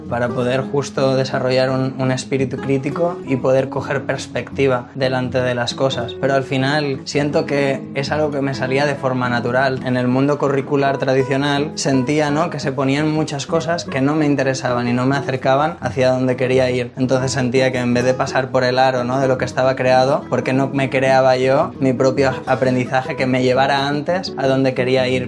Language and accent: Spanish; Barcelona, Catalonia, Spain; Soy de Barcelona y tengo 29 años.